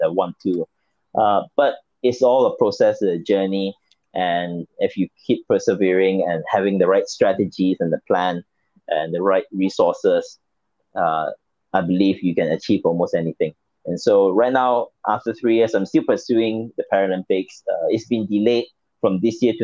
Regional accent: Malaysia; I'm from Malaysia.

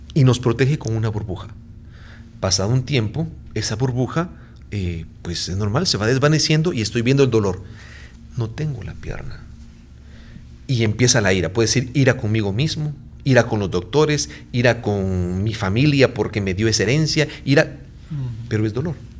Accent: Guatemala; moved away as an adult; now in San Salvador, El Salvador; soy guatemalteco.

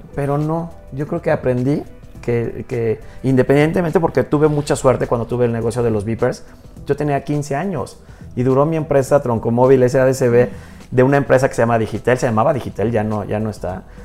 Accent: Hidalgo, Mexico; soy mexicano, soy hidalguense

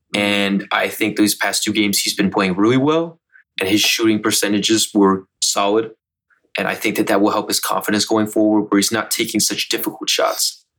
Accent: Charlotte, North Carolina, United States; I grew up in Charlotte

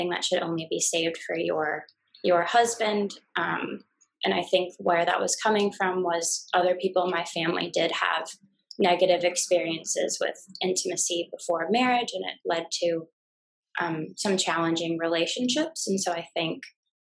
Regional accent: United States; moved away as an adult; now in Brisbane, Australia; I'm an American gal living in Brisbane.

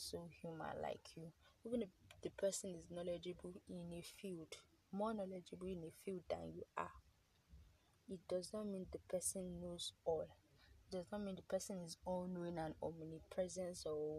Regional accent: Nigeria; as a Nigerian, as someone who is coming of age

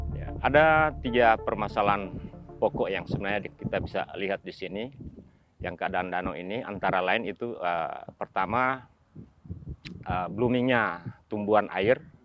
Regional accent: Jakarta, Indonesia; moved away as an adult; also born or lived in Delft, Netherlands; now in Netherlands; Saya dari Jakarta. Saya lahir di Jakarta

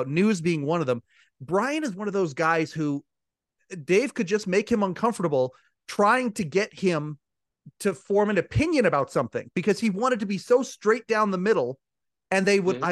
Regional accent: Canada; I'm a Canadian, but we had all the American feeds up here, of course, growing up

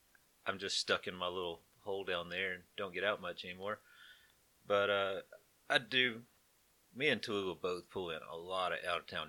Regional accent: Jasper, Alabama, United States; also born or lived in Birmingham; Well, I was born in 1986 in Jasper, Alabama. Actually, no, I was born in Birmingham. I came to live in Jasper after I was born. But went to Cary High School, graduated there

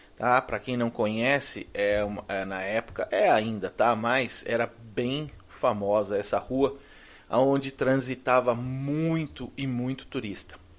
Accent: Brazil; moved away as an adult; also born or lived in Florida, United States; now in United States; eu sou brasileiro, não sou americano

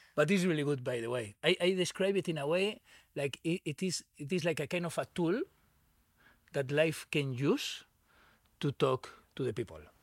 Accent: Barcelona, Catalonia, Spain; English is a second language; moved away; I grew up in Barcelona.

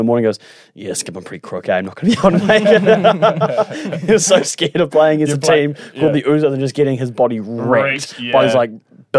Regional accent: Auckland, New Zealand; So yeah, I grew up in Auckland.

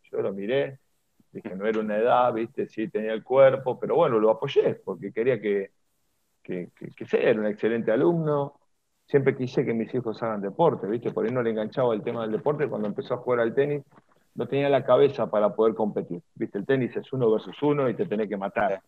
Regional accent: Avellaneda, Buenos Aires Province, Argentina; me crié en Avellaneda

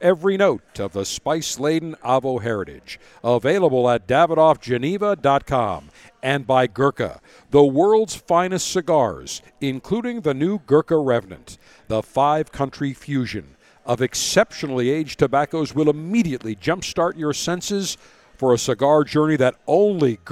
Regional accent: Buffalo, New York, United States; growing up in Buffalo

